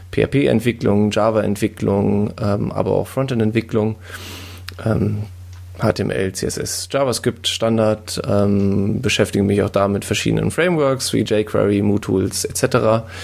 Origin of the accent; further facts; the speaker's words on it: Hesse, Germany; Ich, ich komme aus der Nähe von Frankfurt. Ähm, genauer gesagt aus dem Taunus.